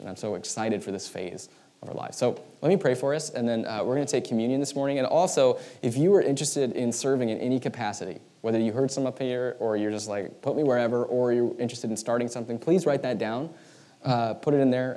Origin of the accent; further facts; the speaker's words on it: United States; who we are as American Christians